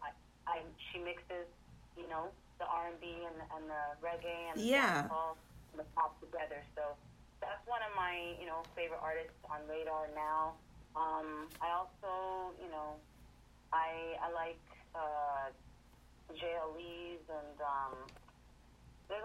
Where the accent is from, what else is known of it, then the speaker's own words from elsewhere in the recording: Toronto, Ontario, Canada; I was born in Toronto, so the R&B and the hip-hop was always around me, too